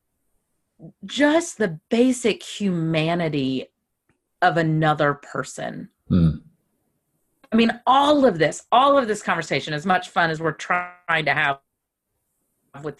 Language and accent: English; the South, United States; I grew up in the South where the conversation was states' rights and still is, by the way, states' rights.